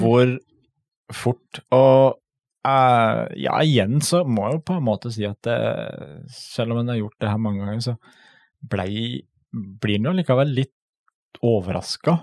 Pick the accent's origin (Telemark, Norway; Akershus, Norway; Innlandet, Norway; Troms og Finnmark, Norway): Telemark, Norway; vi er fra Telemark.